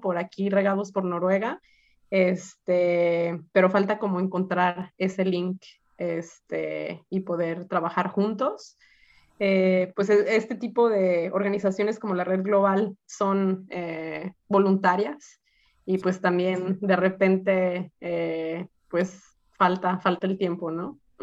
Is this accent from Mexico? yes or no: yes; Guadalajara, Jalisco, Mexico; moved away as an adult; also born or lived in Tromsø, Norway; now in Oslo, Norway; yo soy de Guadalajara